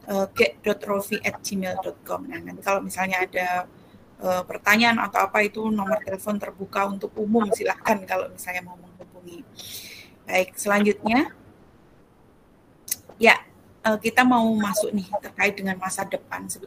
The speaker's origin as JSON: {"language": "Indonesian", "town": "Bantul", "region": "Special Region of Yogyakarta", "country": "Indonesia", "tie": "born there", "said": "Saya lahir di Bantul 26 Oktober 1985."}